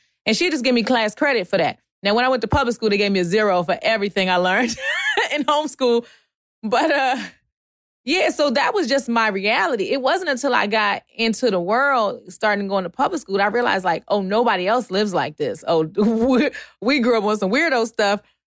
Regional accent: Baltimore, Maryland, United States; I grew up partially in Baltimore City

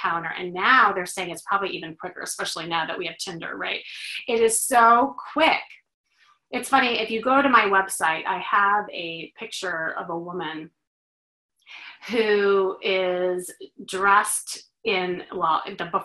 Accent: Chicago, Illinois, United States; now in Los Angeles, United States; I'm originally from Chicago

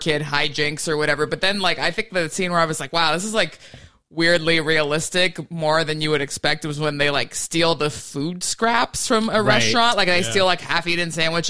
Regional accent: Southern California, United States; I grew up here in Southern California

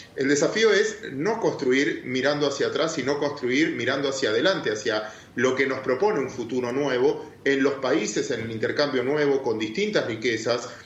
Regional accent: Argentina

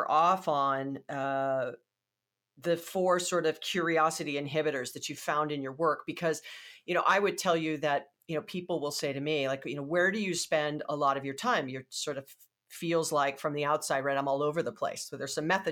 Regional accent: Hawaii, United States; I'm from Hawaii

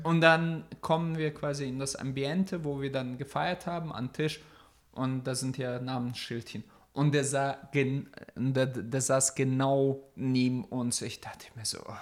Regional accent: near Oldenburg, Lower Saxony, Germany; nicht aus Deutschland, sondern aus dem Norden bei Oldenburg.

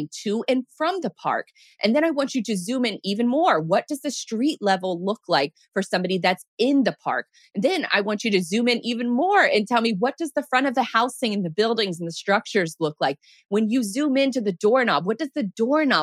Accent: Jacksonville, Florida, United States; I'm born and raised in Jacksonville

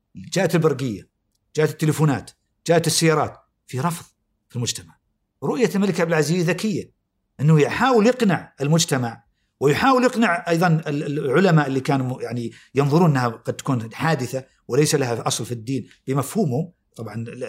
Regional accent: Saudi Arabia

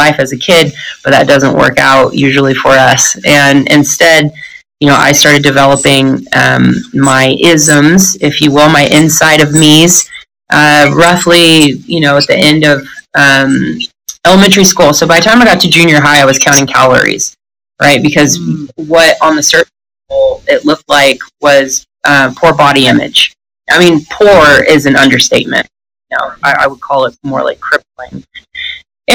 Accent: Northern California, United States; I grew up in Northern California

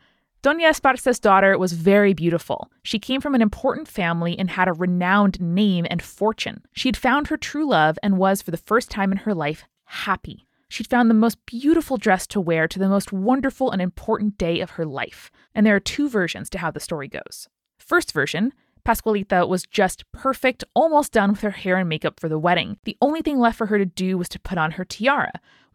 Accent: Chihuahua, Mexico; born or raised there

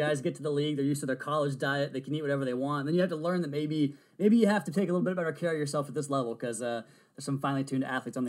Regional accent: Seattle, Washington, United States; I'm a Northwest guy myself. I'm from the Seattle area.

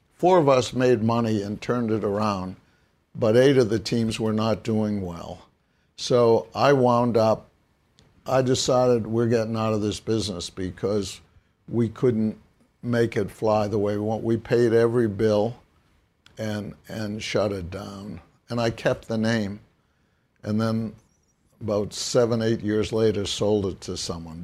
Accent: Brookline, Massachusetts, United States; growing up in Brookline, Massachusetts

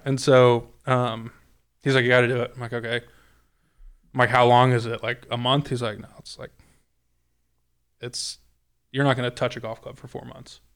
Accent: California, United States; moved away; in California, I grew up playing on Kakuya and Ryegrass

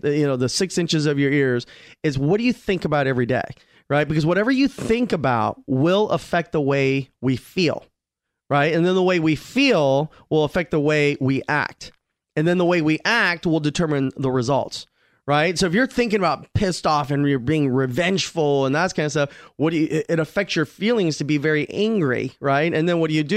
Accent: Glendale, California, United States; also born or lived in Rampart District, Los Angeles; I grew up in Glendale

